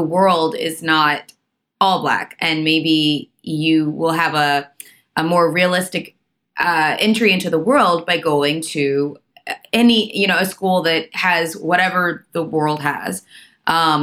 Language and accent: English; Atlanta, Georgia, United States; I grew up in Atlanta